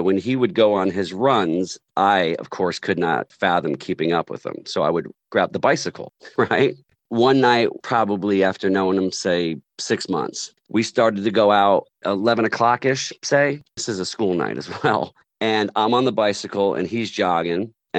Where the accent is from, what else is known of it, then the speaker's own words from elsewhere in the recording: New Jersey, United States; moved away; because I'm from New Jersey, and we moved back to New Jersey to try to forge a rock and roll band in 1990.